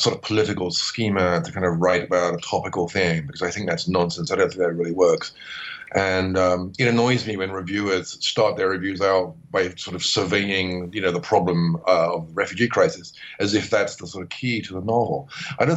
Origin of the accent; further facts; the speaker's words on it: United Kingdom; now in Bangkok, Thailand; I'm a British writer living in Bangkok at the moment